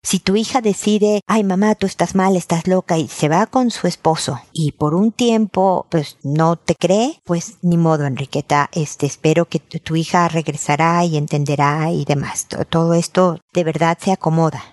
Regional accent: Mexico; now in Chile; yo soy mexicana, pero vivo en Chile

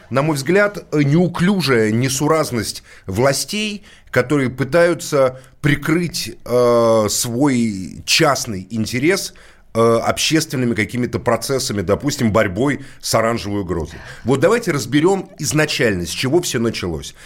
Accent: Moscow, Russia; я родился в Москве, это мой родной город

